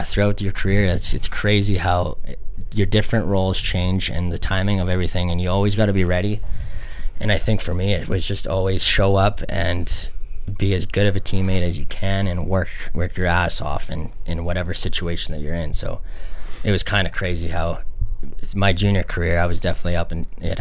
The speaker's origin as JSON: {"language": "English", "town": "Calgary", "region": "Alberta", "country": "Canada", "tie": "born or raised there", "said": "Growing up in Calgary"}